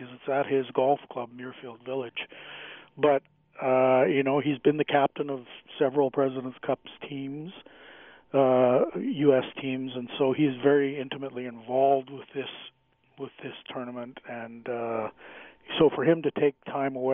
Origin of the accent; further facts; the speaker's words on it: Canada; as a Canadian